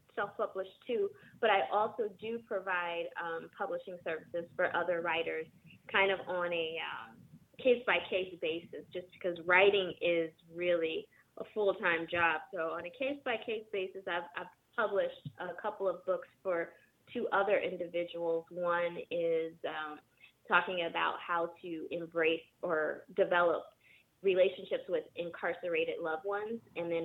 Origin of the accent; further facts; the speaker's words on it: San Jose, California, United States; also born or lived in Michigan; now in Los Angeles, United States; Originally, I'm from San Jose, California. I moved to L.A. about 7 years ago from Michigan.